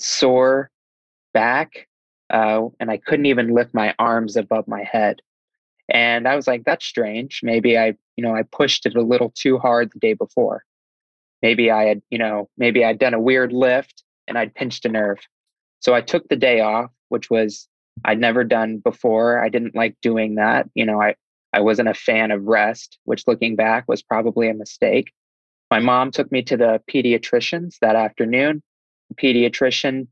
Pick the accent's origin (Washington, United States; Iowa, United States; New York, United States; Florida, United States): Iowa, United States; Davenport; I'm from Iowa in a town called Davenport, Iowa